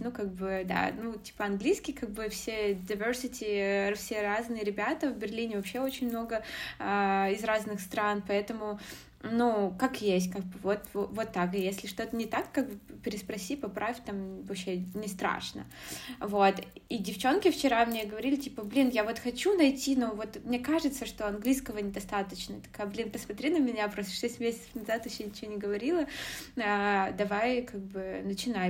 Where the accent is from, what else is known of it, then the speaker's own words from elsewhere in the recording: Zlatoust, Chelyabinsk Oblast, Russia; moved away as an adult; also born or lived in Moscow, Russia; now in Germany; я родом из, э, города Златоуста, Челябинской области, из России